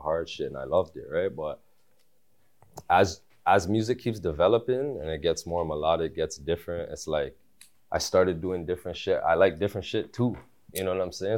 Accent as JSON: {"language": "English", "town": "Toronto", "region": "Ontario", "country": "Canada", "tie": "born or raised there", "also_born_or_lived": "Malton, Mississauga, Ontario", "said": "I was born at Tobico General"}